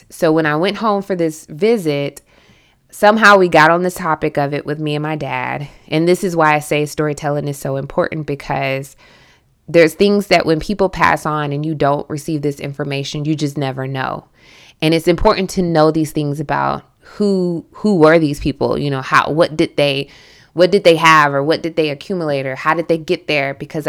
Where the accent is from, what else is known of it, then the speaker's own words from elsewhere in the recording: Southern United States, United States; accent: Southern; And you should hear me when I go home, like my Southern accent becomes incredibly thick.